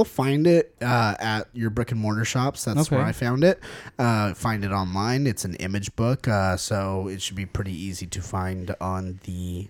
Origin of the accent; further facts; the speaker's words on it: England, United Kingdom; I don't care. I'm from England.